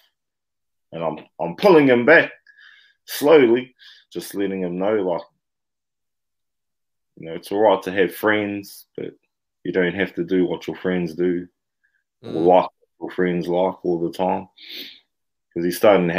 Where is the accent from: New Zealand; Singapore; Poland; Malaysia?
New Zealand; here in my hometown